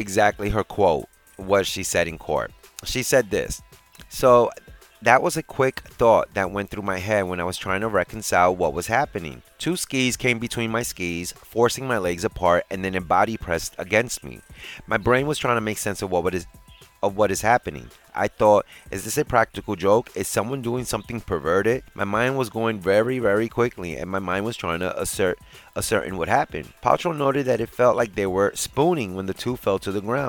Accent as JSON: {"language": "English", "town": "New York City", "region": "New York", "country": "United States", "tie": "born or raised there", "said": "my hometown, New York City"}